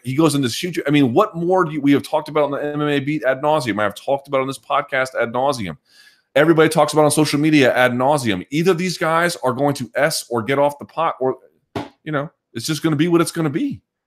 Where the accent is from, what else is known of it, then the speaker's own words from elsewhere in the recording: United States; I'm American